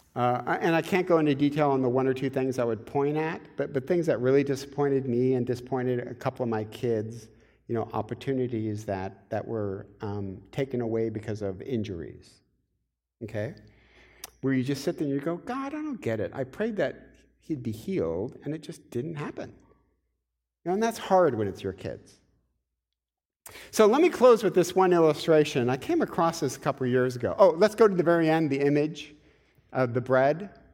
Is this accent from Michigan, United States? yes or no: yes; Michigan, United States; I'm from Michigan